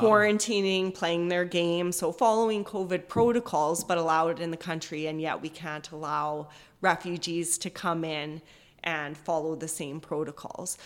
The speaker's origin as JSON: {"language": "English", "town": "Edmonton", "region": "Alberta", "country": "Canada", "tie": "born or raised there", "moved": "yes", "lives_now": "Chilliwack, Canada", "said": "I grew up in Edmonton"}